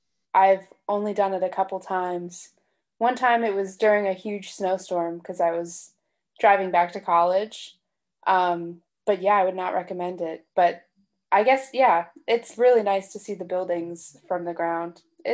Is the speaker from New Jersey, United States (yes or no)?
no; Long Island, New York, United States; also born or lived in Brooklyn, New York; I grew up in Long Island